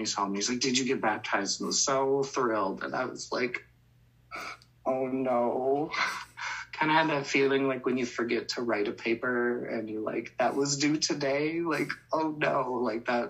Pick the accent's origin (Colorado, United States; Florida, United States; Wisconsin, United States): Colorado, United States; I'm from Colorado, that's where I grew up